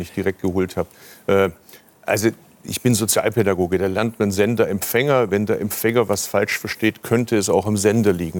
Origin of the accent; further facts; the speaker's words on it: Stuttgart, Baden-Württemberg, Germany; Ich komme aus dem Automobilstandort Stuttgart. Wir haben das Auto erfunden in Baden-Württemberg, sind wir auch stolz drauf